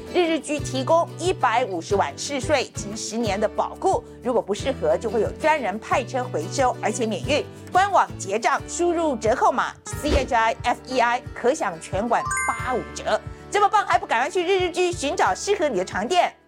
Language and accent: Chinese; Taiwan; 我们台湾人